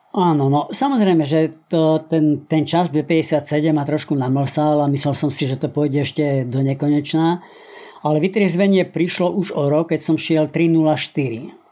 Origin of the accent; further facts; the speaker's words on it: Spiš, Slovakia; moved away; also born or lived in Žilina; pochádzam zo Spiša